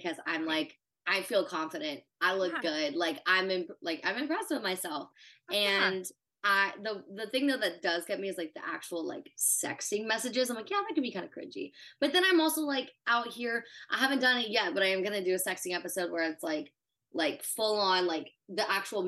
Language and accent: English; Houston, Texas, United States; moved away as an adult; I'm from Houston. I had to fly back to Houston with my spring break suitcase and go live at home